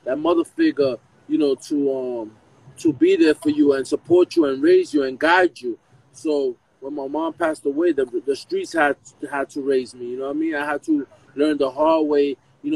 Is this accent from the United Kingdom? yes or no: no; New York City, New York, United States; also born or lived in Bronx; I'm originally from Spanish Harlem.